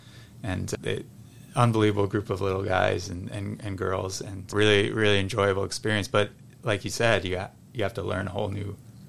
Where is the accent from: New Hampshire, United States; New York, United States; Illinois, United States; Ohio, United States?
New Hampshire, United States; now in Boston, United States; I grew up in New Hampshire.